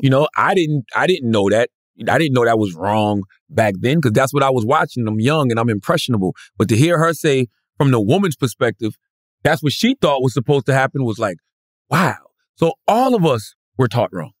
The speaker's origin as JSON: {"language": "English", "town": "Moncks Corner", "region": "South Carolina", "country": "United States", "tie": "born or raised there", "said": "my hometown of Moncks Corner, South Carolina"}